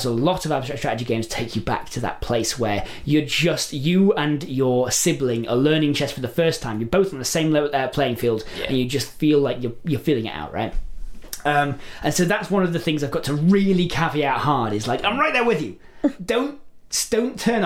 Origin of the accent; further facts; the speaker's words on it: England, United Kingdom; I'm English